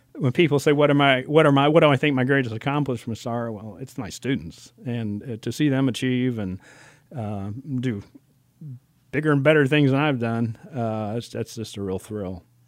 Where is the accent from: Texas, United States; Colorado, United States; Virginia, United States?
Virginia, United States; Alexandria; moved away as an adult; also born or lived in Georgia / Illinois; now in Lexington, United States; I grew up in Alexander, Virginia